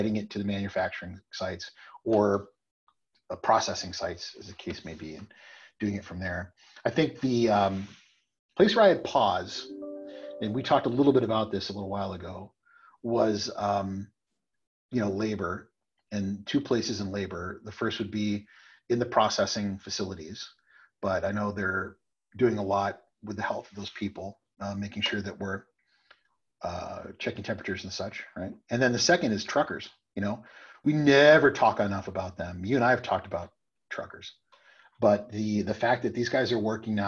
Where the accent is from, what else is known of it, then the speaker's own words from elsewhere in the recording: Texas, United States; also born or lived in Washington, D.C.; now in New Hampshire, United States; I'm a Texan.